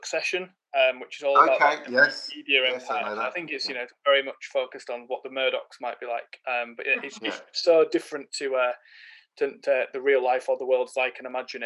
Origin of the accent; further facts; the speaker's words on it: Yorkshire and the Humber, United Kingdom; as a Yorkshireman